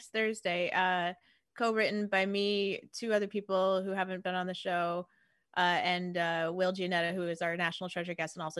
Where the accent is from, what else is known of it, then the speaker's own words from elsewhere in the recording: Connecticut, United States; I've never been told I have an accent before. I'm from Connecticut. You know, we're very neutral.